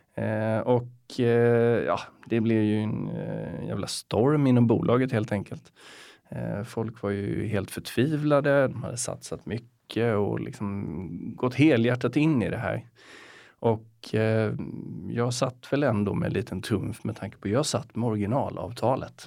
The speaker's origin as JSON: {"language": "Swedish", "town": "Getinge", "region": "Halland County", "country": "Sweden", "tie": "born or raised there", "moved": "as an adult", "lives_now": "Stockholm, Sweden", "said": "jag är uppväxt i ett litet samhälle som heter Getinge"}